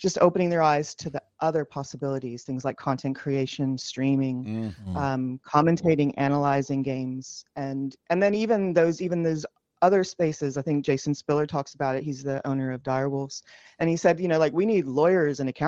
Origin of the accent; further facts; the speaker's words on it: United States; also born or lived in New York / California; now in New Zealand; I grew up in New York and California